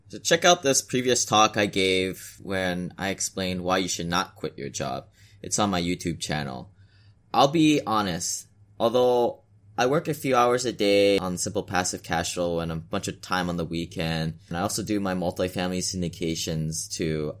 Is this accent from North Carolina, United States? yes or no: no; Hawaii, United States; moved away as an adult; also born or lived in US mainland; As a teenager growing up on a small island in the middle Pacific, I was pre-programmed to go to college on the mainland because of the cost of living in Hawaii was too high